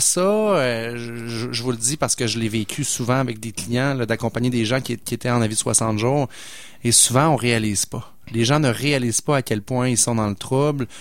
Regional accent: Pointe-Sainte-Foy, Quebec, Canada; Mon grand-père a fondé la Caisse populaire où j'ai grandi dans Pointe-Sainte-Foy

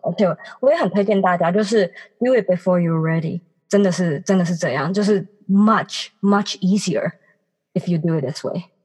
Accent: Taipei, Taiwan; 其实我一直都是住家里，就是我从小到大都是在台北长大，然后因为学校刚好也都超近的，所以我都一直没有机会搬出去自己住

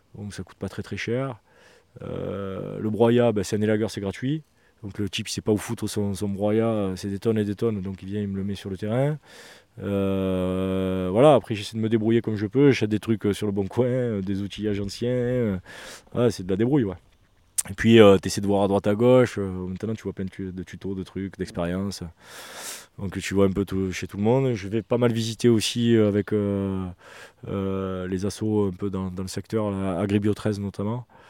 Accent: Marseille, Provence-Alpes-Côte d'Azur, France; je suis urbain hein, quand même, hein. j'ai mangé du béton, euh, je suis marseillais

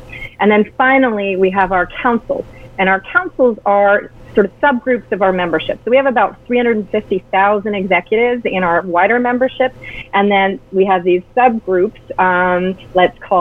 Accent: Canada; as a Canadian

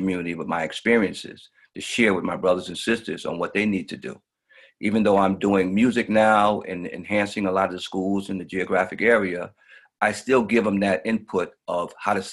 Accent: New York City, New York, United States; also born or lived in Queens, New York; I'm originally from Brooklyn, New York. I moved to Queens probably in the late 80s

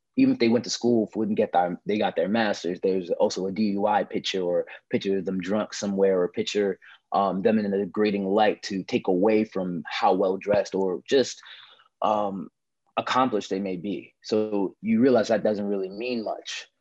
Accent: Newark, New Jersey, United States; I'm a Newark, New Jersey actor, model, filmmaker

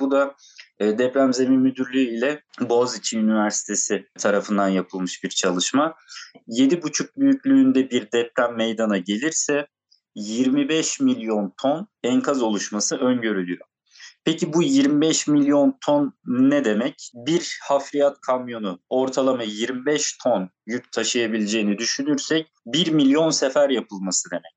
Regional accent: Antalya, Turkey; Antalyalı olarak o bölgede e, bizim de ilçe ve köylerimizde çok fazla taş ocakları var

